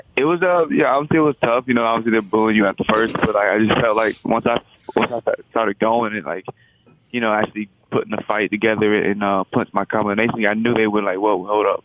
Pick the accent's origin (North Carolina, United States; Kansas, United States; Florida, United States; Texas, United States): Florida, United States; moved away as an adult; now in Boston, United States; I'm originally from Florida, but i have been in Boston for a while now.